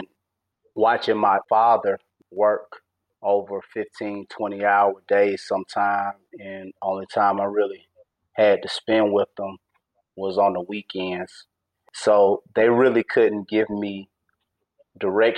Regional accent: East Point, Georgia, United States; born and raised in East Point, Georgia

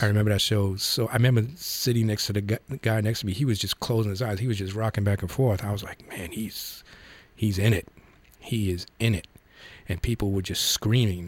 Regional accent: New York, United States; I grew up in the Bronx

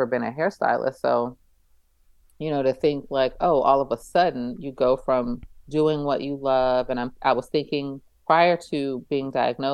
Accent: East Coast, United States; moved away as an adult; also born or lived in Abu Dhabi; I grew up on the East Coast

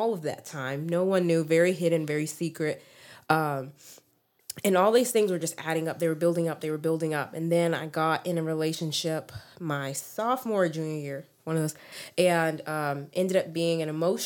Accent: Texas, United States; also born or lived in Memphis, Tennessee; been here since I was 3, so born and raised here in Texas.

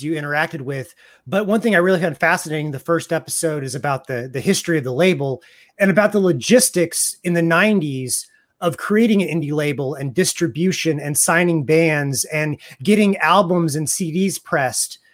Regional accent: Raytown, Missouri, United States

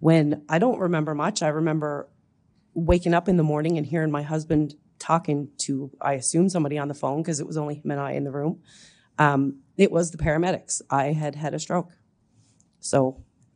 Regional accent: Newfoundland and Labrador, Canada; now in Head of Jeddore, Canada; I'm originally from Newfoundland. I live now in Head of Jador.

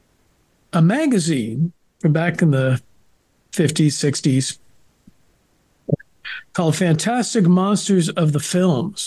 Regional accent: San Francisco Bay Area, California, United States; I grew up in the San Francisco Bay Area

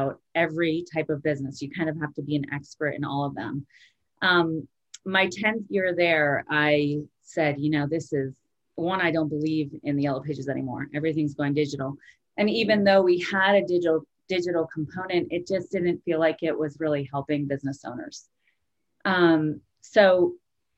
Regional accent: Vermont, United States; I grew up in Vermont. I was born and raised in a small ski town

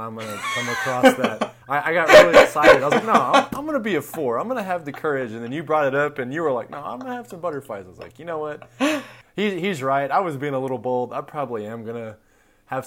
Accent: Texas, United States; Texas, as big as it is, you know, from my hometown, it could be 8 hours to just about anywhere and still be in Texas.

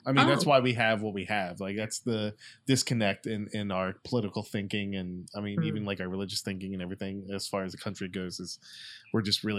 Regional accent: Maryland, United States; now in Florida, United States; We're from Maryland though.

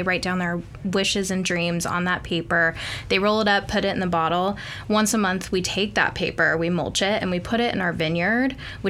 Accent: Hollister, California, United States; I grew up in Central California.

